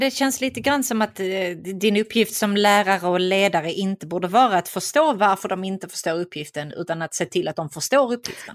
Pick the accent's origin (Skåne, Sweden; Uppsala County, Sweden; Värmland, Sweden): Skåne, Sweden; Vellinge; jag växte upp i Vellinge och gick i skolan där